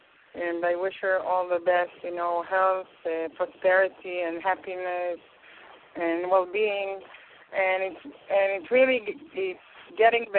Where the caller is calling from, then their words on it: Israel; English is a second language; I'm speaking from Israel.